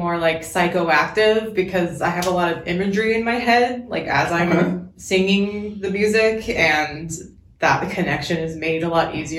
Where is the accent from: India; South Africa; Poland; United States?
United States; Dallas, Texas; moved away as an adult; now in Tacoma, United States; we're actually from Dallas, Texas originally.